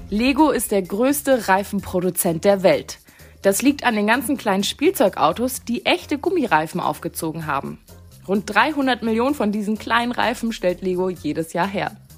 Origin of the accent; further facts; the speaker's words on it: Germany; bei uns in Deutschland